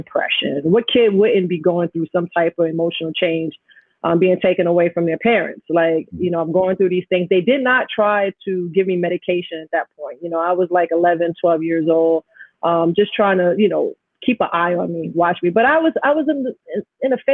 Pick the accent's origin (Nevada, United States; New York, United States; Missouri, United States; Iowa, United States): New York, United States; New York City; also born or lived in Jamaica, Queens; growing up in Astoria, having my parents separate. So here I am living in a middle class area in Queens, Jamaica, Queens